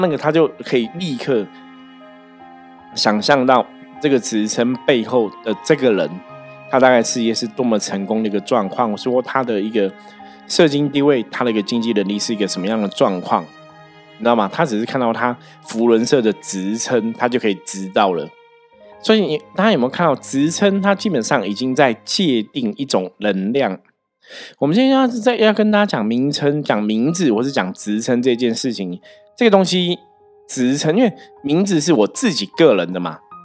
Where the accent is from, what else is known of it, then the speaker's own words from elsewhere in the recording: Taiwan; 我们中国人或是台湾人其实真的就是这种个性